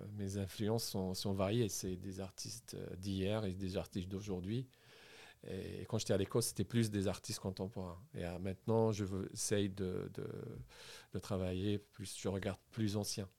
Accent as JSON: {"language": "French", "town": "Sidi Bel Abbès", "region": "Sidi Bel Abbès Province", "country": "Algeria", "tie": "born or raised there", "also_born_or_lived": "Sfisef / Bourges / Paris", "moved": "as an adult", "said": "Je suis algérien. J'ai grandi en Algérie à Sidi Belabès"}